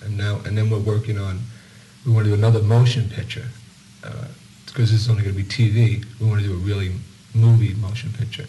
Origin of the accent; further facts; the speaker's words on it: New York City, New York, United States; also born or lived in Los Angeles; I'm from New York, and I'm proud of it. I'm really from Brooklyn